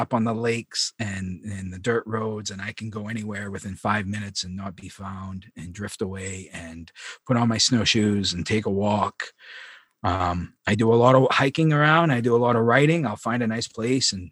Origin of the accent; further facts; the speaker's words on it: Long Lake, Maine, United States; also born or lived in Presque Isle, Maine; I was born in Presque Isle and I grew up on Long Lake.